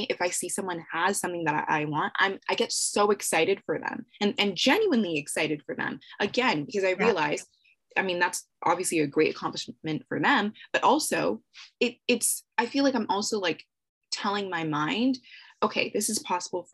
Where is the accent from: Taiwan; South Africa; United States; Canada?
Canada; I'm Canadian